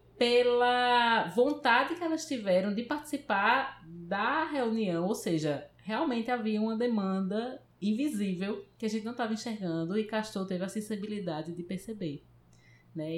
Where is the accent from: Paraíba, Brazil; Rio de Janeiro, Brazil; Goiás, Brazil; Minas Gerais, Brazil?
Paraíba, Brazil; moved away as an adult; now in Recife, Brazil; eu sou da Paraíba, vim para cá, para Recife, para estudar no Centro de Informática